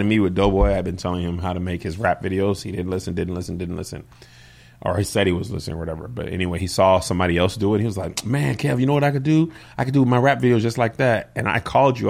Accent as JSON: {"language": "English", "town": "El Paso", "region": "Texas", "country": "United States", "tie": "born or raised there", "said": "I grew up in El Paso"}